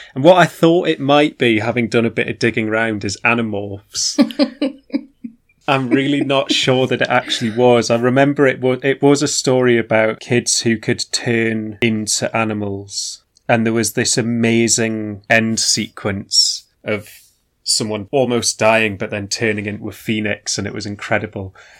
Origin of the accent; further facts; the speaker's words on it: the Northeast, North East England, United Kingdom; growing up in the Northeast